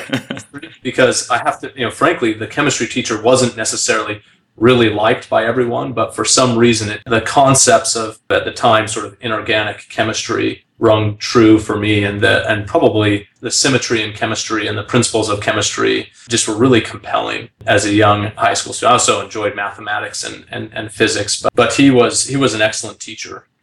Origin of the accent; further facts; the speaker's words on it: Salt Lake City, Utah, United States; I grew up in Salt Lake City